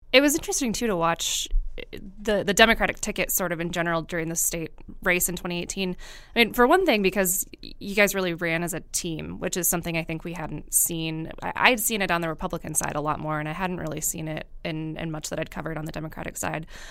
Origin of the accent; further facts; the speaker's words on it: Marinette, Wisconsin, United States; I grew up in Marinette